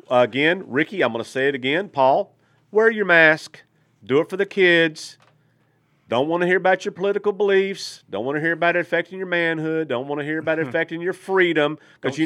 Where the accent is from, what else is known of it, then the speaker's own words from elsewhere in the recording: Malakoff, Texas, United States; now in Arkansas, United States; my little tiny little hometown team in Texas